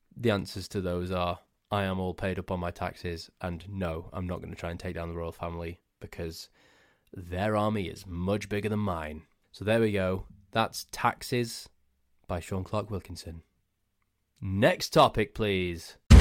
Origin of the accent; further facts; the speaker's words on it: Crewe, North West England, United Kingdom; my hometown of Crewe